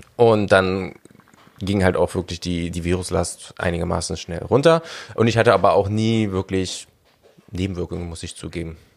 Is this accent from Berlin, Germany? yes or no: yes; Berlin, Germany; Ich bin halt ein Großstadtkind. Ich bin in Berlin groß geworden